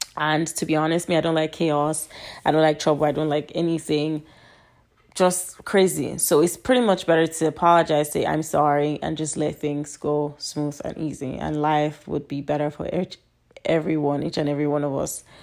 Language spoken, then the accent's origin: English; Nigeria; now in United States; I'm Nigerian, but I live in America